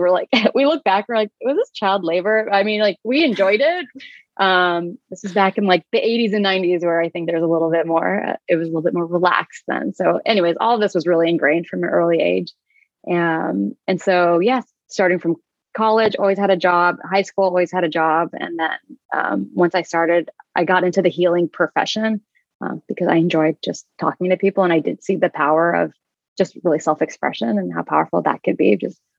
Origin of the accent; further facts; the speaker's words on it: California, United States; born there; So they came to the US before I was born, when I was born in California.